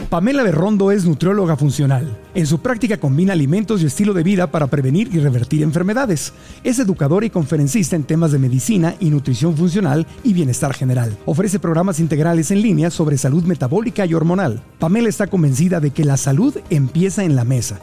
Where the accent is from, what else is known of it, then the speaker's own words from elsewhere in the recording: Mexico City, Mexico; A mí mi mamá me llevaba de niño aquí en Ciudad de México a comer hot cakes los domingos.